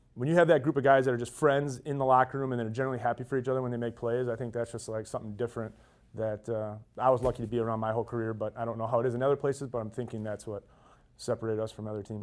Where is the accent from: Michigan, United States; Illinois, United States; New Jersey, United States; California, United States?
Michigan, United States; I'm from the Midwest, being from Michigan